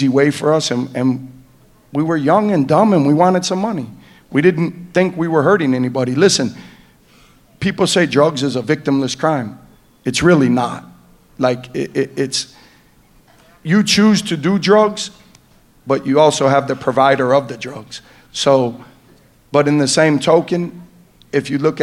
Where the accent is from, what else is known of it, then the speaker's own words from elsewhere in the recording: Detroit, Michigan, United States; we're from the east side of Detroit